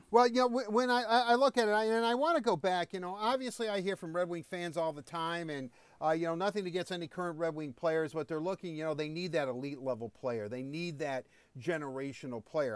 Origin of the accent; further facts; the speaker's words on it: United States; I'm an American